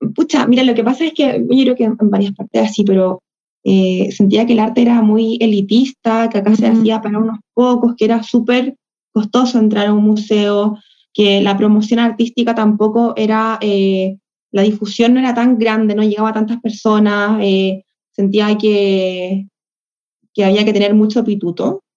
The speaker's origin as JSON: {"language": "Spanish", "country": "Chile", "said": "acá yo soy, soy de Chile"}